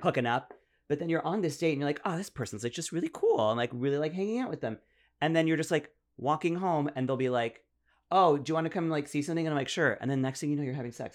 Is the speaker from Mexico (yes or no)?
no; Ottawa, Ontario, Canada; moved away; I grew up in Ottawa, so I went to, like, a completely French school.